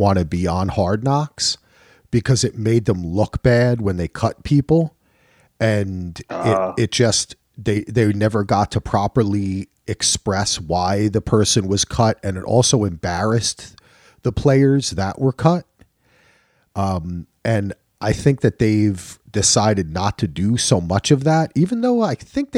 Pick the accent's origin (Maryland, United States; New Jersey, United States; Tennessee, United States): New Jersey, United States; I'm from Jersey